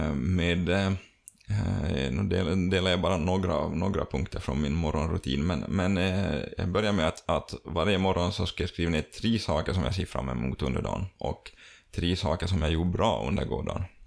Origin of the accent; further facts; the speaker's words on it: Finland; vi som finländare